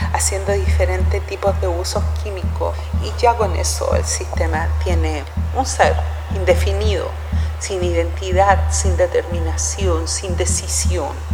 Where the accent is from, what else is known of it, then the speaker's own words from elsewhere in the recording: Temuco, Araucanía, Chile; also born or lived in Santiago, Chile; Nací en Santiago de Chile pero viví toda mi niñez en el campo, en Temuco